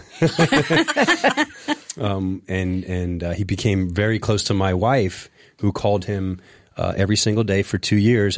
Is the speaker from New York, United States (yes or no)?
yes; Long Beach, New York, United States; also born or lived in Flushing, Queens; I grew up in New York, a small beach town called Long Beach. It's on the South Shore, Nassau County.